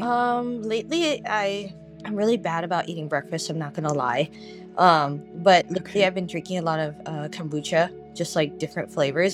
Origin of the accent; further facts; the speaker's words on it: Los Angeles, California, United States; now in San Diego, United States; growing up as a kid, I grew up